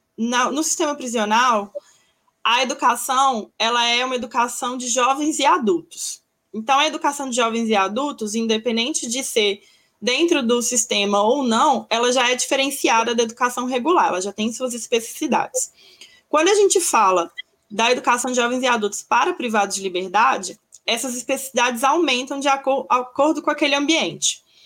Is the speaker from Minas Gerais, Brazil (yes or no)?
yes; Belo Horizonte, Minas Gerais, Brazil; eu sou de Minas, de Belo Horizonte